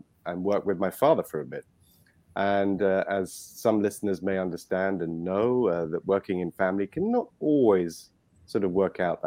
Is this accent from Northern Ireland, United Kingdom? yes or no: no; London, United Kingdom; accent: British; moved away as an adult; now in Dominican Republic; My upbringing was in London. As you can probably hear, I am British